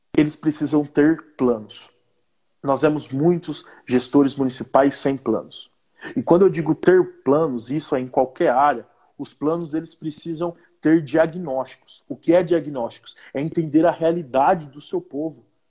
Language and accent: Portuguese; Paraíso, Brazil; o nosso município, para Paraíso